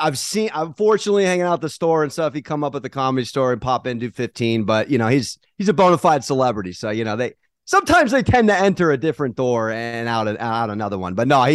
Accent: San Diego, California, United States; You know, I'm a recovering San Diego Charger fan. I'm from San Diego. So I have a New York dad. So I grew up in a Giants, Mets, Knicks household, but my mom's from LA, likes the Lakers.

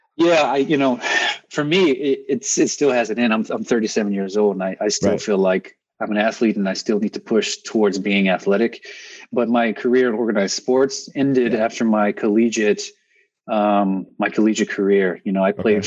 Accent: Texas, United States; moved away; also born or lived in Northeast US; I grew up in Texas

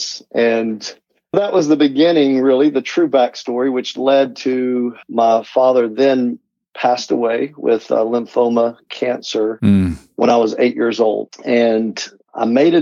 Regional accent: Knoxville, Tennessee, United States; I grew up in Tennessee, and so I'm from the Knoxville area

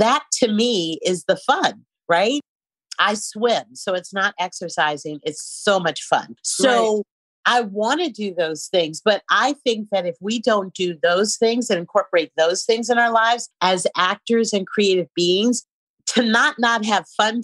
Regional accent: San Francisco, California, United States; moved away; I'm from San Francisco

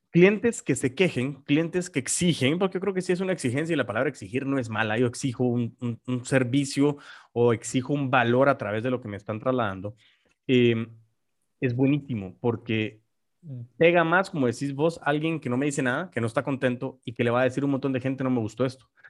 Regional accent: Guatemala; nosotros como guatemaltecos

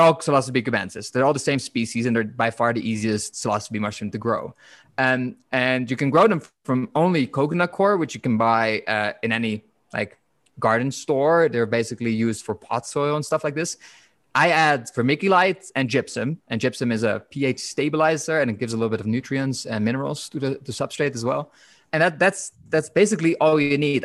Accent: Netherlands; I'm from the Netherlands

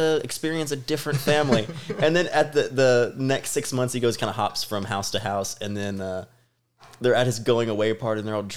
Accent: Texas, United States; I grew up in Texas

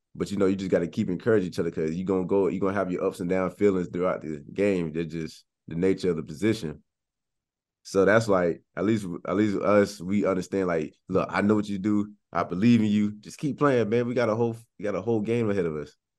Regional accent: Cocoa Beach, Florida, United States; born and raised in Florida, Cocoa Beach, Florida

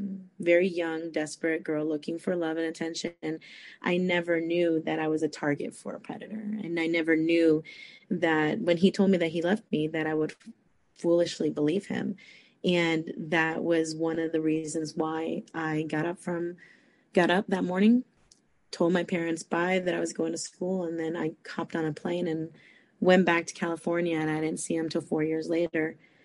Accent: Costa Rica; born there; obviously my parents are Hispanic, you know. I was born in Costa Rica, and, you know, that's just how it was.

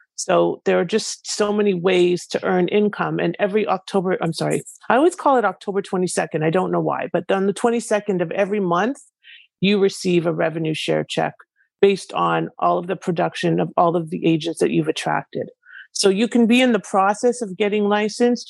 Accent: Canada; now in United States; I am originally from Canada and I live in the US

